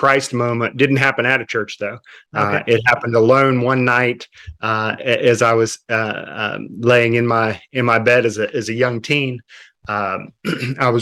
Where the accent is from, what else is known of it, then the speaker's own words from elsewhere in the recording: Worthington, West Virginia, United States; moved away as an adult; now in Mexico; I grew up in a city called Fairmont, just a small town actually outside of Fairmont called Worthington, a town of about 200 people